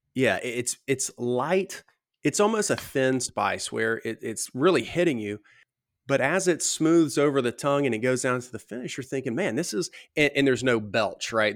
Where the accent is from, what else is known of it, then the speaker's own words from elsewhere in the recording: the South, United States; growing up in the South